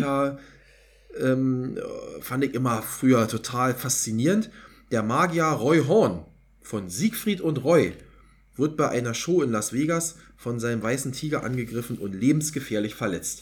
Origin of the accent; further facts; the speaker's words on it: East Germany, Germany; muss ich als Ossi